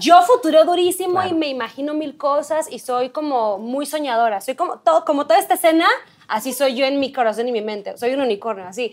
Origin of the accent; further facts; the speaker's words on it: Culiacán, Sinaloa, Mexico; moved away as an adult; now in Mexico City, Mexico; soy de Culiacán